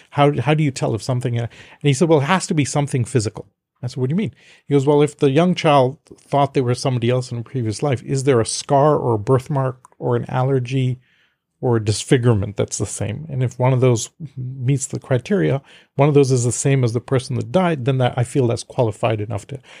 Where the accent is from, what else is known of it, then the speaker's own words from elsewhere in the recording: India; I'm from India originally, so I have an inherent acceptance. But I was raised in a very diplomatic Western family.